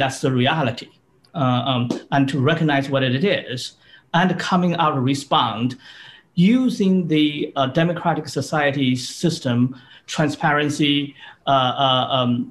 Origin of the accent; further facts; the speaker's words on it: China; moved away as an adult; now in United States; But I was born in China. I grew up in China.